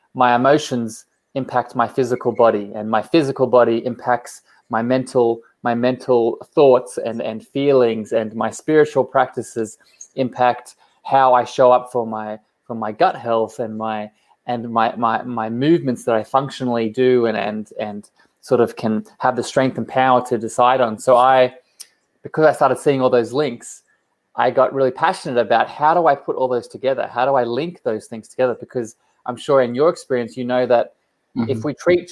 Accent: Australia; also born or lived in Coffs Harbour; I am from Australia, down on the East Coast.

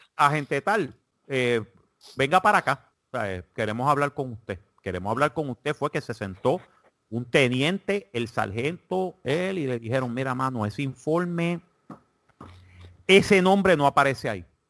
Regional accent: Puerto Rico; now in South Carolina, United States; yo soy puertorriqueño

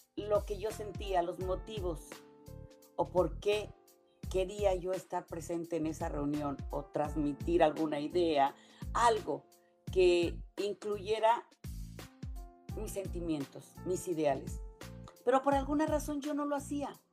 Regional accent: Mexico; moved away as an adult; me decían que mejor me regresara a México

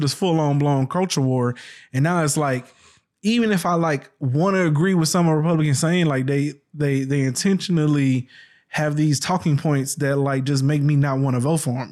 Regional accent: the South, United States; I grew up in the South

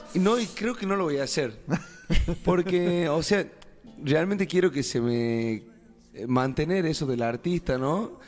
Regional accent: Tucumán, Argentina; moved away as an adult; now in Catamarca, Argentina; yo soy tucumano para los que no me conocen, y estoy viviendo ya hace seis años en Catamarca

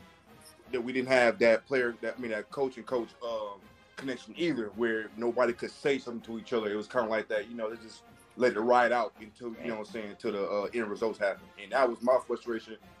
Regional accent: Flint, Michigan, United States; I'm a kid from Flint

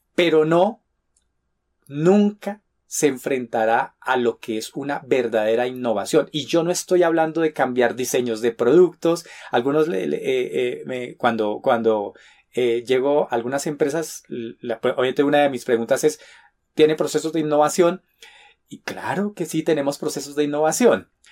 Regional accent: Colombia; en mi país, en Colombia

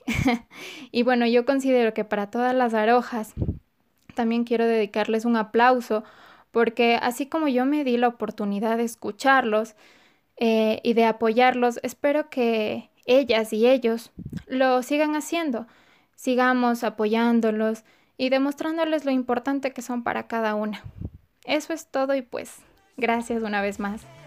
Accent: Ecuador; soy de Ecuador.

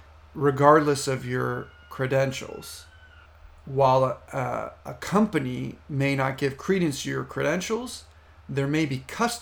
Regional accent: United States; in the United States, since that's my home country

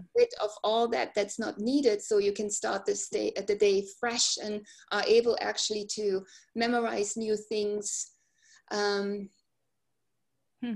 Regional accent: Germany; moved away as an adult; I grew up in Germany, right? And I came here and I raised my kids in this country

